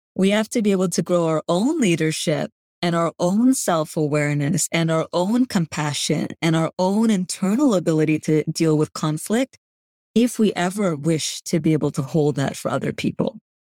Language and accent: English; Canada; first language Gujarati; English is a second language; I grew up in Canada to parents who grew up in East Africa to grandparents who grew up in India